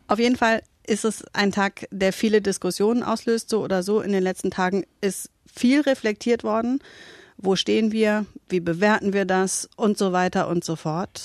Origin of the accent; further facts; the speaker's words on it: Southern Lower Saxony, Germany; ich bin Wessi